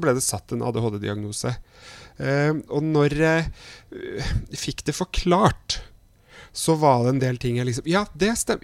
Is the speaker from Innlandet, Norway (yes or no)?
no; Trondheim, Trøndelag, Norway; er jeg fra Trondheim.